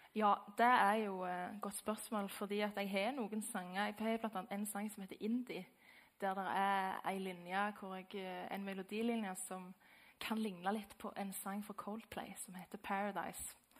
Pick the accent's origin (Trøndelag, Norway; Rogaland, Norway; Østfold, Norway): Rogaland, Norway; Lye; jeg er fra Lye.